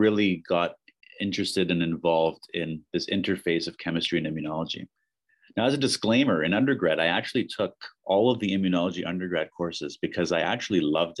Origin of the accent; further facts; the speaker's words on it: Hamilton, Ontario, Canada; I was born and raised in Hamilton, and so it made a lot of sense to come to McMaster.